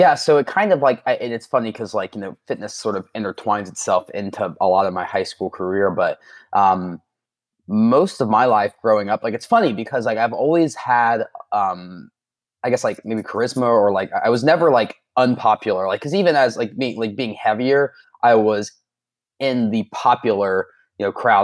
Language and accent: English; Southern Ohio, United States; also born or lived in Florida; I was born in Southern Ohio